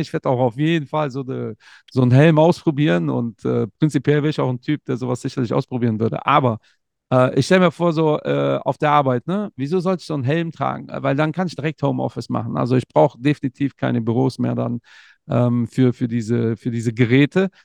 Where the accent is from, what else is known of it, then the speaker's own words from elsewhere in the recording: Cologne, North Rhine-Westphalia, Germany; also born or lived in Portugal; ich identifiziere mich ja zu 100 Prozent als Kölner